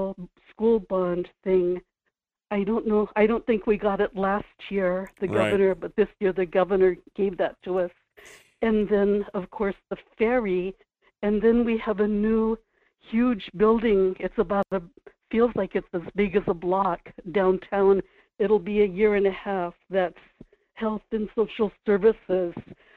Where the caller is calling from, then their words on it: Kodiak, Alaska, United States; Good morning, Michael. … in Kodiak.